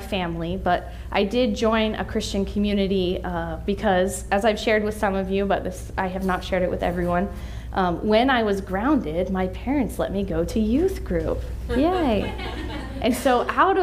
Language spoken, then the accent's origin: English; Western Pennsylvania, United States; now in Washington, D.C., United States; I'm from Western Pennsylvania